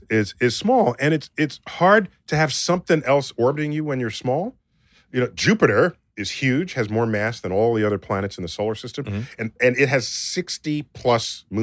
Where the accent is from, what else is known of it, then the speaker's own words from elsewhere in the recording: Toronto, Ontario, Canada; moved away as an adult; also born or lived in America; now in United States; born and raised in Toronto.